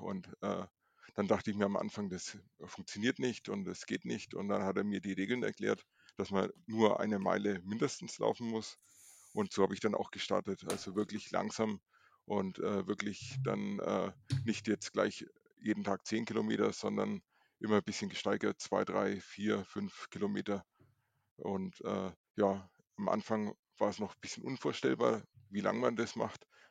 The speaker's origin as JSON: {"language": "German", "town": "Nuremberg", "region": "Bavaria", "country": "Germany", "said": "ich komme aus Nürnberg, bin 41 Jahre alt"}